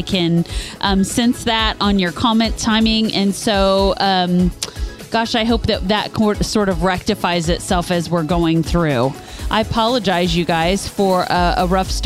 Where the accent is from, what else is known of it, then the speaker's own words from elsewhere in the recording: Kansas, United States; also born or lived in Topeka, Kansas; now in Kentucky, United States; We're from Kansas. We lived in that state